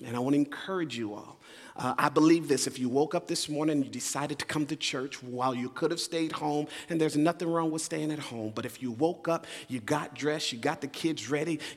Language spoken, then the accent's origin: English; Phoenix, Arizona, United States; moved away; also born or lived in Leesburg, Virginia; I'm originally from Phoenix, Arizona, but this in many ways is home for us